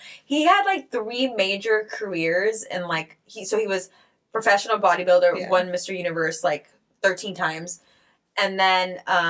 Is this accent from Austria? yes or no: yes; Austria; I'm from Austria, so you know.